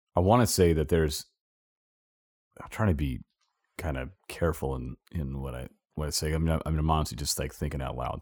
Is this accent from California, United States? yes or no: yes; Southern California, United States; moved away; I grew up in California, Southern California